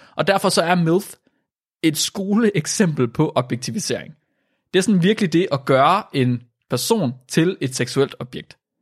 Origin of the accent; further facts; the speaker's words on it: Vildbjerg, Central Denmark Region, Denmark; jeg er ikke født i Vildbjerg, jeg er opvokset i Vildbjerg.